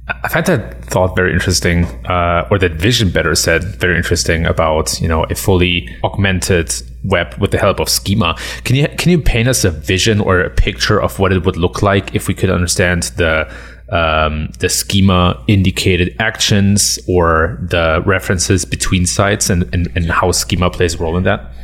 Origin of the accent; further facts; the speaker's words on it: Germany; moved away as an adult; now in United States; I've been born and raised in Germany and been living in the U S for seven years now